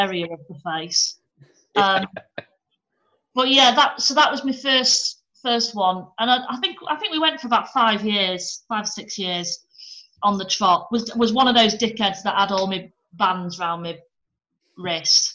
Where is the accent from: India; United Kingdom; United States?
United Kingdom; Yorkshire and the Humber; I grew up in North Yorkshire on the, like just on the border between where North Yorkshire becomes West Yorkshire